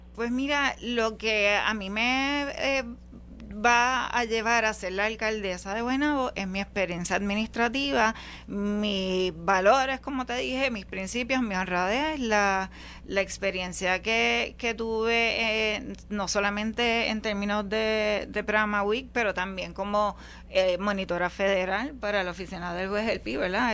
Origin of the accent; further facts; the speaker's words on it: Guaynabo, Puerto Rico; Yo soy guaynabeña, toda mi vida no he vivido en ningún otro sitio que no sea Guaynabo.